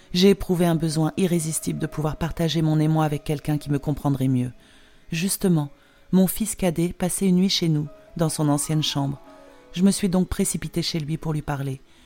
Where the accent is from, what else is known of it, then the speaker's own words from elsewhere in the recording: Poland; accent: Polish; French is a second language; also born or lived in Geneva, Switzerland / England / Sardinia; now in Switzerland; mes racines se trouvent quand même dans mon pays d'origine. La Pologne sera toujours ma patrie